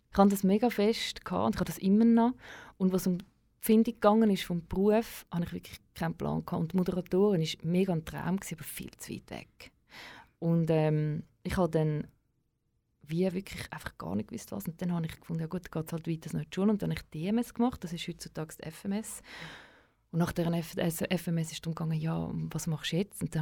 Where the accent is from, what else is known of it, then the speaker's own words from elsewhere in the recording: Vienna, Austria; als Wiener gecheckt, ja, schau, wenn du PH fertig machst